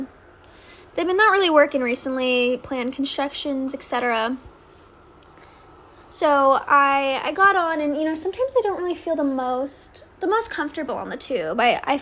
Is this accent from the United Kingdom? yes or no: yes; London, United Kingdom; think of myself in as a Londoner in a new part of London.